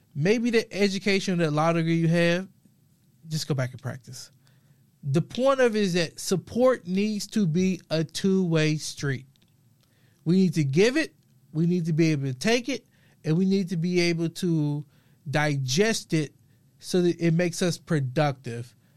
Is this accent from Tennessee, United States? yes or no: yes; Memphis, Tennessee, United States; I'm from the South, grew up modest, low, middle income, originally from Memphis, Tennessee